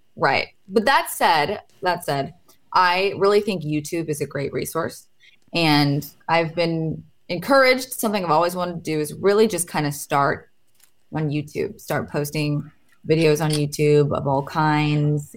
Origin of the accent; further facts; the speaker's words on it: Portland, Oregon, United States; I'm from Portland